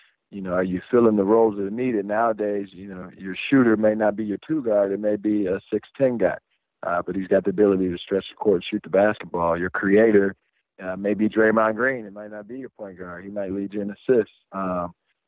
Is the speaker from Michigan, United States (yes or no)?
yes; Albion, Michigan, United States; now in Indianapolis, United States; I'm from Michigan, a small town called Albion, Michigan